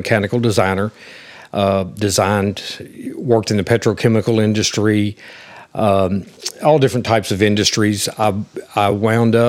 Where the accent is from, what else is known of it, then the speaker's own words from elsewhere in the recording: Arkansas, United States; also born or lived in Parkin area, Cross County, Arkansas / West Memphis, Arkansas; I was actually born here. I was born at the original hospital